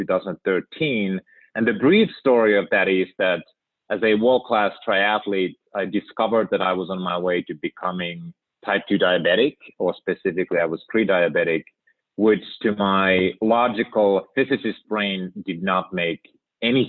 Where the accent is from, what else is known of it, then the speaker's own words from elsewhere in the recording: Finland; moved away as an adult; now in United States; born and raised in Finland